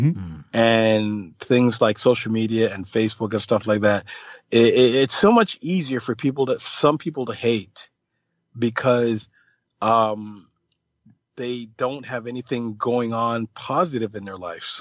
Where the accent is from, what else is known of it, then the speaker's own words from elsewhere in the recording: Jamaica; I've never smoked weed or anything like that, but I'm Jamaican, so I've pretty much gotten a contact high.